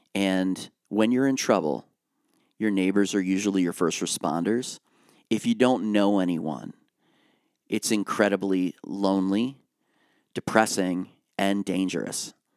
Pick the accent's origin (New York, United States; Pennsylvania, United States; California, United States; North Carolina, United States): Pennsylvania, United States; Lancaster County; now in Harrisburg, United States; I grew up in Lancaster County